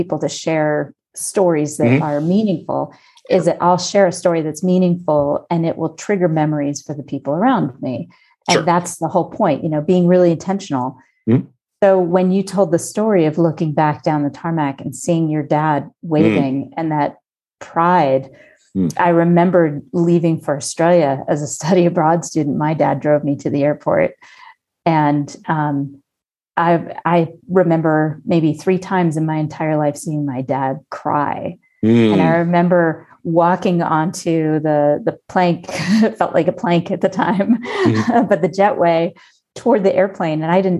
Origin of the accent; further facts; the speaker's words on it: Colorado, United States; moved away as an adult; also born or lived in Washington, D.C.; You know, I was from Colorado.